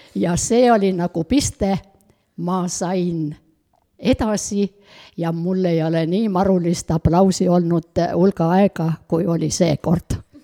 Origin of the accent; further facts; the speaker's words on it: Otepää, Valga County, Estonia; mina olen üks Otepää vanainimene